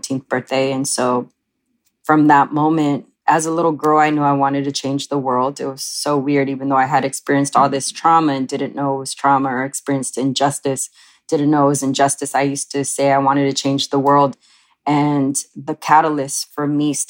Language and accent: English; Oxnard, California, United States; I grew up in a Chicano Mexican-American family, and I grew up in Oxnard, which was right outside of Los Angeles.